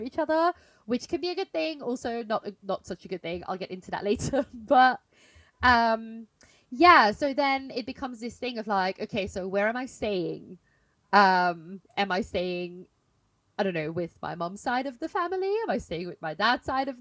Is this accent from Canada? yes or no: no; Belgium; moved away; I'm in my hometown now this week